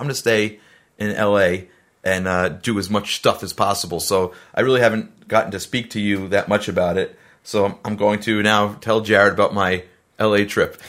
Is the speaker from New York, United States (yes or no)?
yes; New York City, New York, United States; I'm from Staten Island